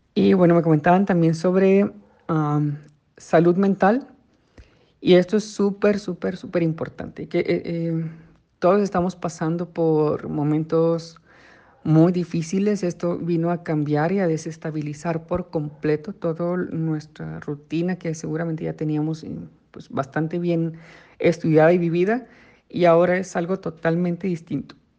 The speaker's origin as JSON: {"language": "Spanish", "country": "Mexico", "said": "nos ha caracterizado por años como mexicanos"}